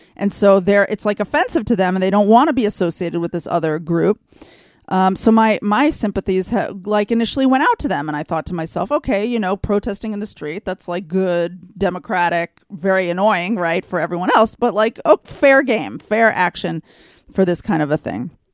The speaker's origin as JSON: {"language": "English", "region": "Texas", "country": "United States", "tie": "born or raised there", "moved": "yes", "lives_now": "Israel", "said": "I grew up in Texas"}